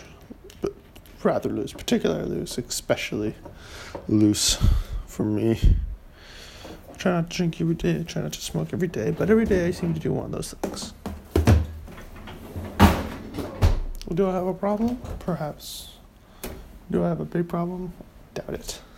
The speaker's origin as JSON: {"language": "English", "country": "Canada", "said": "I am Canadian"}